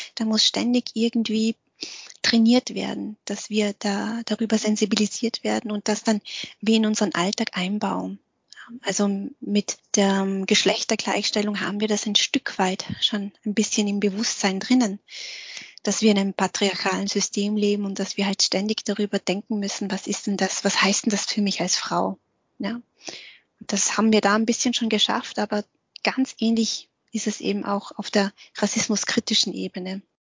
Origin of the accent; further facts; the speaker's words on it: Austria; also born or lived in Vietnam; bei uns in Österreich wird ja Dialekt gesprochen